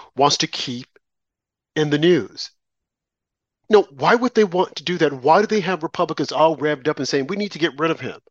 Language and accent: English; New York, United States; I'm from New York